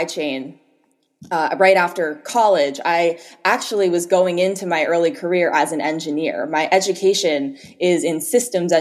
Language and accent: English; Philadelphia, Pennsylvania, United States; moved away as an adult; now in Marin County, United States; originally I'm from Philadelphia, so I grew up there, went to school there and university